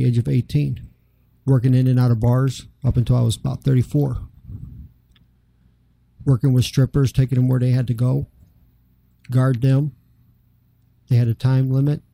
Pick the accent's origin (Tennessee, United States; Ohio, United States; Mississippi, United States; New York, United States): Ohio, United States; Cleveland; moved away as an adult; also born or lived in Central Florida; now in South Florida, United States; I was born and raised in Cleveland